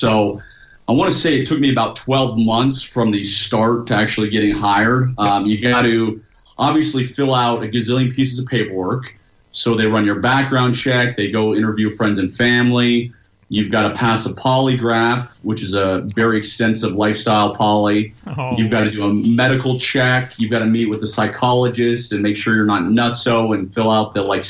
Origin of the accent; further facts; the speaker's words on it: United States; moved away as an adult; now in Utah, United States; So I was born and raised just outside of Washington, D.C.